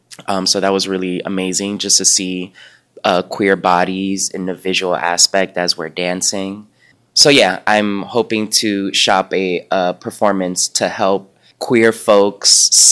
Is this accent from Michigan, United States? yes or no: no; New York City, New York, United States; I come from a background, again, I'm from Uptown Manhattan, went to all black and brown school.